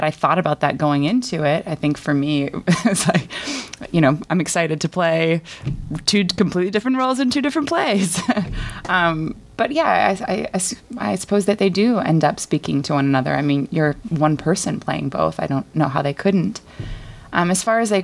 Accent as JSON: {"language": "English", "area": "Cape Cod", "region": "Massachusetts", "country": "United States", "moved": "yes", "lives_now": "Chicago, United States", "said": "I'm originally from Cape Cod, Massachusetts, now residing in Chicago"}